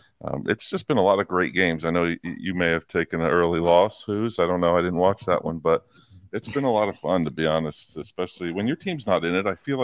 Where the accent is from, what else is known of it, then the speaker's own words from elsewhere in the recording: New Jersey, United States; moved away; I am a kid born and raised in New Jersey